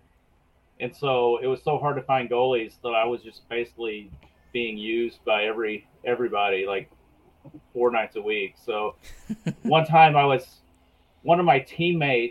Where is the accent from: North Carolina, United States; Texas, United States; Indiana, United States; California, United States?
Texas, United States; Garland; also born or lived in Dallas, Texas; I grew up in Dallas. I grew up in Garland. I was born in Dallas